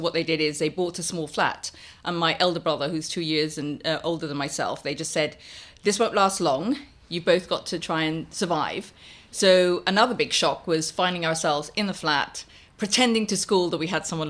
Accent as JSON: {"language": "English", "country": "Guyana", "tie": "born or raised there", "said": "I grew up in Guyana. So it was a lot of colour, a lot of noise, a lot of... I mean, I had three dogs, two parrots and a monkey as a pet. So a completely mad childhood."}